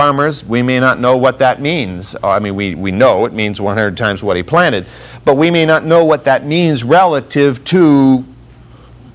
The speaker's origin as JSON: {"language": "English", "town": "Fresno", "region": "California", "country": "United States", "tie": "born or raised there", "said": "I grew up in Fresno, California"}